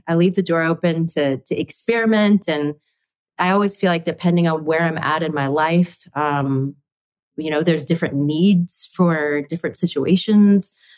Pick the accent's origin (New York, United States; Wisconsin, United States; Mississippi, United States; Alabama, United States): Mississippi, United States; Flowood; moved away; also born or lived in Texas; I was born at a place called Flowood, Mississippi.